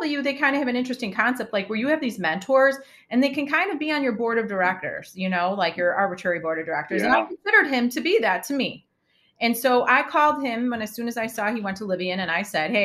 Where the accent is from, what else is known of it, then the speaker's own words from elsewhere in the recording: Chicago, Illinois, United States; I'm from Chicago